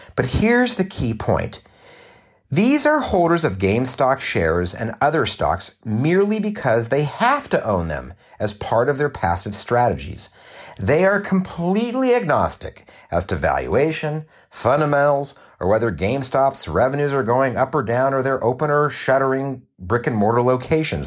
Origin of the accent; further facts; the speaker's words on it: Southern California, United States; also born or lived in Los Angeles; I was born and raised here in Southern California